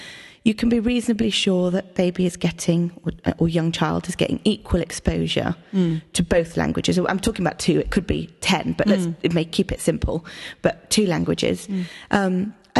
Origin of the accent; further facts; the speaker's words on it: Greece; first language Greek; moved away; So I grew up in Greece. Mm. My dad is Greek and my mum is British. Mm-hmm. So I grew up with both languages. So, mm-hmm, I actually spoke Greek first.